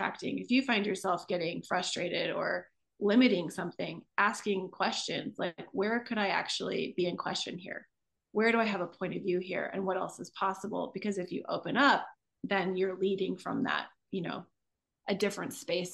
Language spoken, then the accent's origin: English; Midwest, United States; I grew up in the Midwest